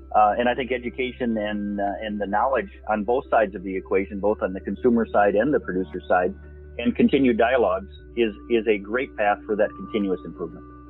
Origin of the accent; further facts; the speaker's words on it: Minnesota, United States; I'm from Minnesota